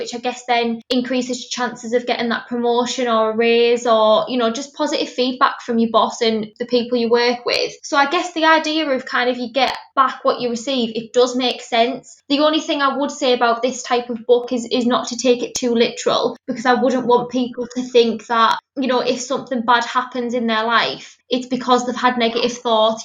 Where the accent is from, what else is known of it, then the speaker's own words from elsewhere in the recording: Middlesbrough, North East England, United Kingdom; I'm from Middlesbrough, which is where I'm currently based